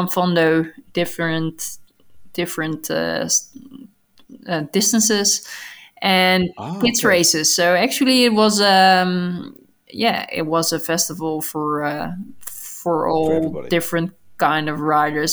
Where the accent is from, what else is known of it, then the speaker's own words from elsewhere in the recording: Netherlands; English is a second language; I'm from Holland too